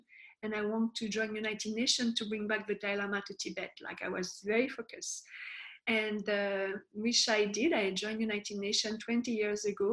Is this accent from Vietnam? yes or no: no; France; moved away; I was born in France